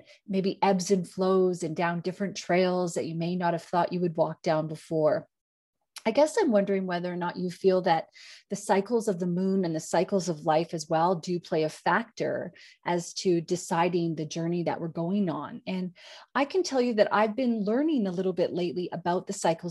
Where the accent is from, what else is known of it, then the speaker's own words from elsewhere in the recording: Canada; moved away; I'm Canadian